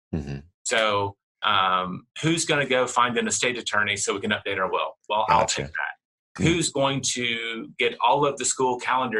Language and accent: English; Tennessee, United States; now in Texas, United States; I'm in Texas. I grew up in Tennessee